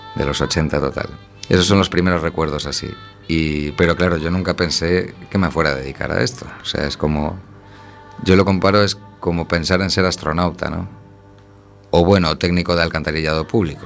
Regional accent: A Coruña, Galicia, Spain; now in Santiago de Compostela, Spain; yo viví de pequeño en Coruña desde que tenía un año hasta los 12 años

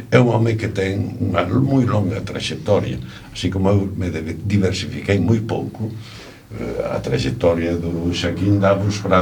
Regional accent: Allariz, Galicia, Spain; son de Allariz, e a casa familiar fai unha canella co, precisamente co convento da Allariz.

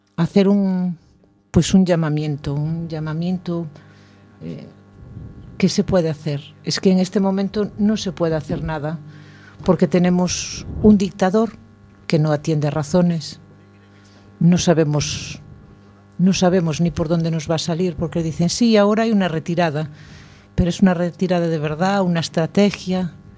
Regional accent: Spain; yo como buen español, me gusta alargar el día

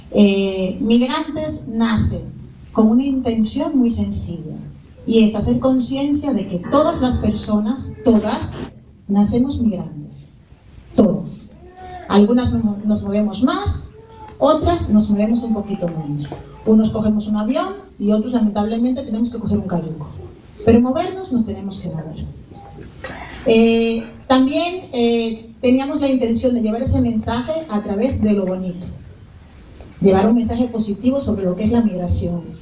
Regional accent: Dominican Republic; me di cuenta qué tanto de africana tengo siendo dominicana.

